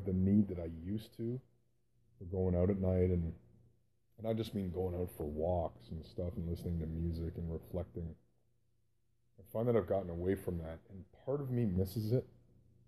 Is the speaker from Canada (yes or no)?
yes; Canada; also born or lived in Calgary, Alberta, Canada; I grew up in Canada